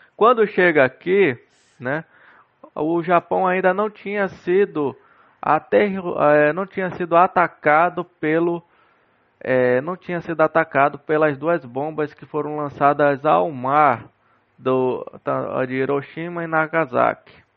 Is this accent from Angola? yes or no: no; Castanhal, Pará, Brazil; no município aqui de Castanhal, no município onde eu nasci e cresci